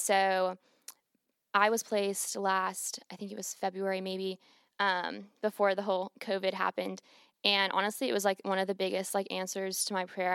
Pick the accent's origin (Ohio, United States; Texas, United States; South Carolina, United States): Ohio, United States; Cleveland; moved away as an adult; now in Clemson, United States; I'm from Cleveland, Ohio, and, um, like, growing up and, like, where I'm from, like, faith wasn't really